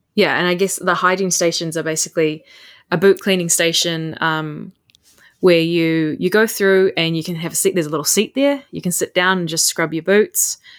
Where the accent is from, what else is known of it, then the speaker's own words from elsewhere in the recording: Puketi Forest, Northland, New Zealand; I'm from Puketi Forest, which is now the forest that I work